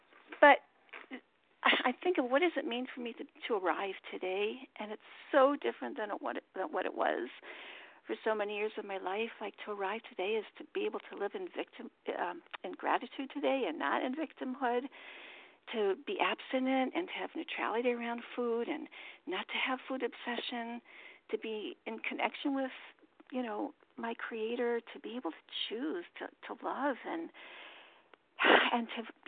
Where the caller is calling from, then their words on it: Baltimore, Maryland, United States; gratefully recovered compulsive overeater in Baltimore. Thanks, Maryland.